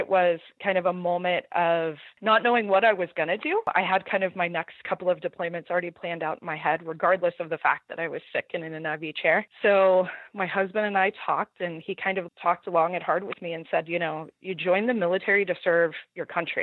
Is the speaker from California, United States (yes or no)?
yes; Southern California, United States; moved away